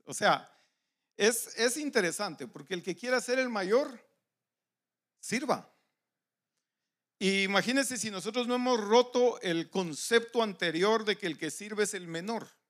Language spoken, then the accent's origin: Spanish; Guatemala; moved away; los que somos de Guatemala